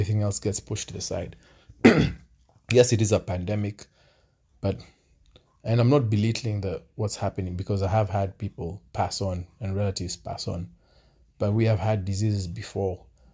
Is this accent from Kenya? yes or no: yes; Kenya; where I'm from Kenya